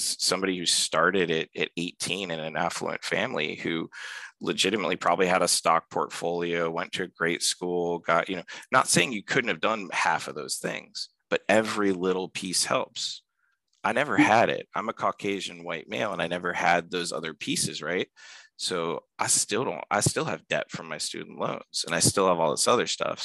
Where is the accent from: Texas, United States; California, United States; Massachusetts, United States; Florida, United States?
Florida, United States; Pine Hills; I grew up in Pine Hills, Florida